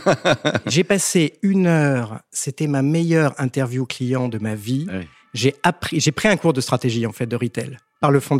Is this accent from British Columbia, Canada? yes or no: yes; Vancouver, British Columbia, Canada; also born or lived in France; Je suis canadien et français.